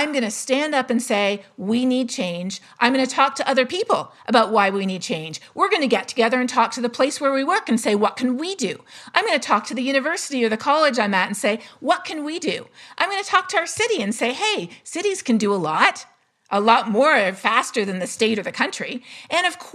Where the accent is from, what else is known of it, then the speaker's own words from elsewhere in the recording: Canada; I'm Canadian